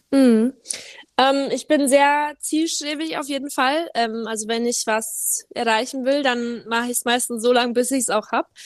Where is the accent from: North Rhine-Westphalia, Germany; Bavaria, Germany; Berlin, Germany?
Bavaria, Germany; Cham; accent: Bavarian; habe ich äh, natürlich einen leichten bayerischen Akzent noch. Ich bemühe mich, Hochdeutsch zu sprechen, aber ich komme ja eigentlich aus Bayern